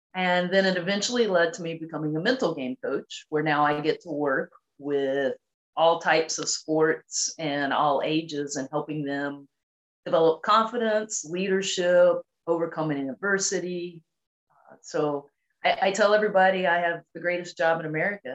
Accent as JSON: {"language": "English", "region": "North Carolina", "country": "United States", "tie": "born or raised there", "said": "I grew up in a very small town in North Carolina"}